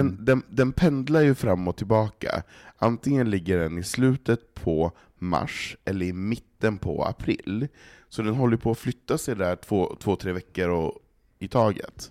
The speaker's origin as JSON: {"language": "Swedish", "region": "Norrland", "country": "Sweden", "moved": "yes", "lives_now": "Stockholm, Sweden", "said": "som norrlänning"}